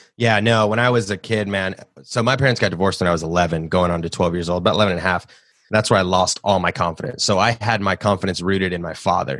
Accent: Nashville, Tennessee, United States; I grew up in Nashville, born and raised in the South.

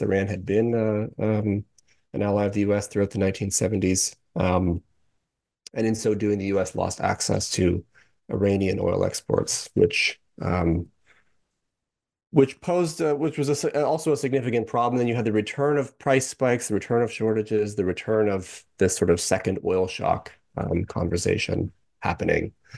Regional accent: Canada; I'm actually from Canada, I'm not an American

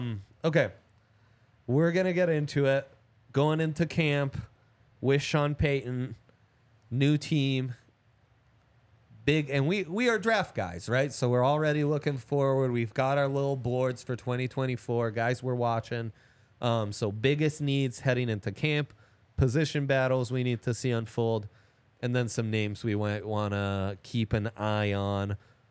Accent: Italy; I grew up in Italy, so that's why.

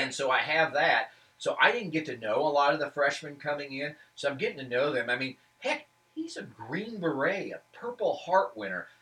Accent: Lake of the Ozarks, Missouri, United States; also born or lived in Tuscumbia, Missouri; I grew up in Lake of the Ozarks.

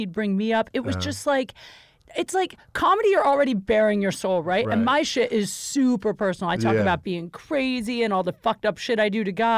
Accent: Ohio, United States; I'm from Ohio

